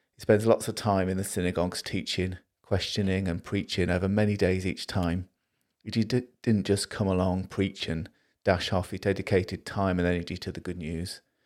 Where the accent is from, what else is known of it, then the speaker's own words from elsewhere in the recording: Liverpool, North West England, United Kingdom; I'm from Liverpool